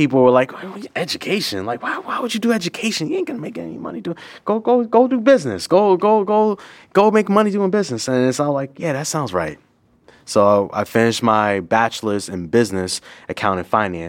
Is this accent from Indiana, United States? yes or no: no; Boston, Massachusetts, United States; Born and raised in Boston, Massachusetts